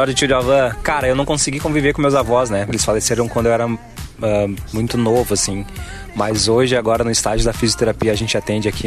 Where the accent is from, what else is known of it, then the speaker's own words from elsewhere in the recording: Soledade, Rio Grande do Sul, Brazil; quando eu era pequena eu morava em Soledade e a família do meu pai morava em Bagé.